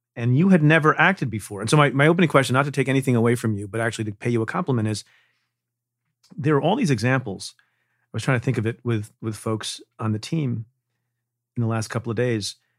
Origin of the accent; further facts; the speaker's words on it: Eatontown, New Jersey, United States; I grew up in Jersey